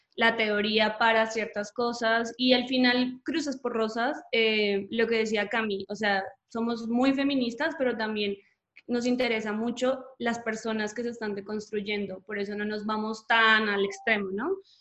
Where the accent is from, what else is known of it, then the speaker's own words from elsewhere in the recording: Colombia; moved away as an adult; now in Mexico; soy colombiana, pero vivo en México hace unos tres años un poquito más.